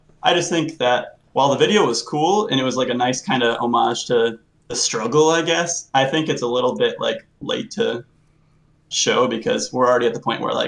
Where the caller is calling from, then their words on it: Huntington, Indiana, United States; I'm calling from Huntington, Indiana.